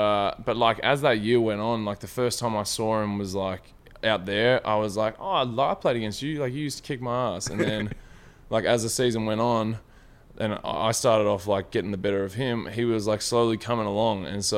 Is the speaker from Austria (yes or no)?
no; Deniliquin, New South Wales, Australia; also born or lived in Melbourne; I think it's like a mixture of Deniliquin up in New South Wales, just across the border.